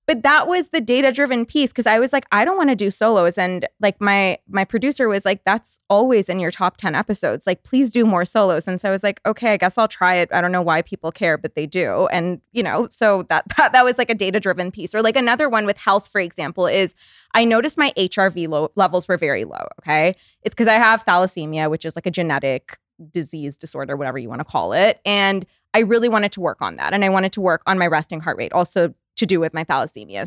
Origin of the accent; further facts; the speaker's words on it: Canada; moved away as an adult; now in West Hollywood, United States; we're Canadian